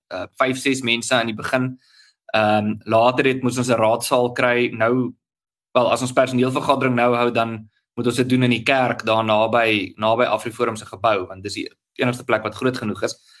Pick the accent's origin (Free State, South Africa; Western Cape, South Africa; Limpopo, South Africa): Limpopo, South Africa; Tzaneen; also born or lived in Pretoria; ek het in in, in Tsenin groot geword. Dis 'n Tsenin se dorp aan Limpopo